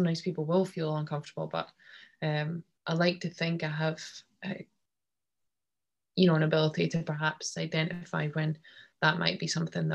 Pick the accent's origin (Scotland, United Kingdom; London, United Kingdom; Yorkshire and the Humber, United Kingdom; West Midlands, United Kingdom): Scotland, United Kingdom; as Scottish people